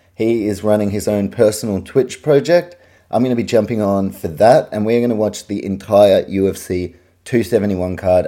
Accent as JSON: {"language": "English", "region": "Auckland", "country": "New Zealand", "tie": "born or raised there", "moved": "as an adult", "lives_now": "Australia", "said": "I'm a Kiwi, I grew up in New Zealand, I've lived the second half of my life in Australia"}